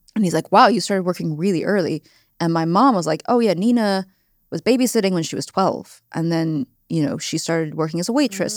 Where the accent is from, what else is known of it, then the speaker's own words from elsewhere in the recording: Silicon Valley, California, United States; moved away; I grew up in the Silicon Valley